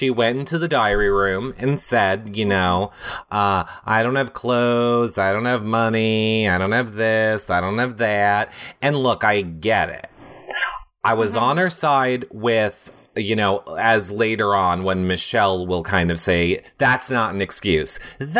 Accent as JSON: {"language": "English", "region": "New York", "country": "United States", "said": "Like, I'm from New York."}